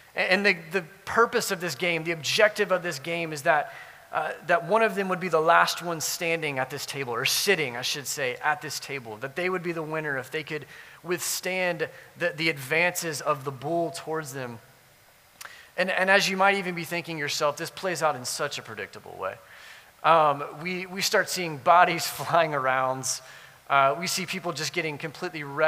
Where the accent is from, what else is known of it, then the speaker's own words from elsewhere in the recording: South Louisiana, United States; I grew up in South Louisiana